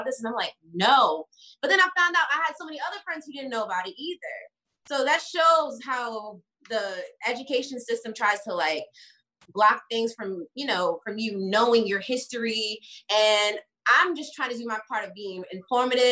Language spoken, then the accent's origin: English; New York, United States; now in Los Angeles, United States; I'm from New York, but I live in LA.